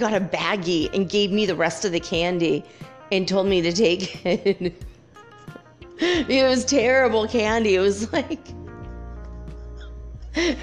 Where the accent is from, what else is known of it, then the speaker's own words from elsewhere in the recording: Minnesota, United States; also born or lived in California; now in Detroit, United States; I grew up in California and then, you know, Minnesota